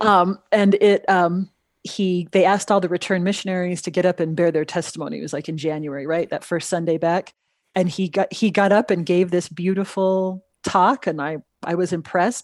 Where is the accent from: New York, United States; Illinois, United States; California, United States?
California, United States; Los Angeles; moved away as an adult; also born or lived in Utah / Pennsylvania; now in New Mexico, United States; So I grew up in the Los Angeles area.